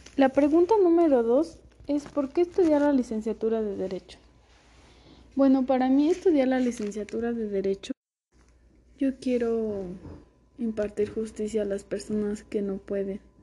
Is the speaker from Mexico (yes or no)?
yes; San Andrés Caltenco, State of Mexico, Mexico; nací en San Andrés Caltenco, Estado de México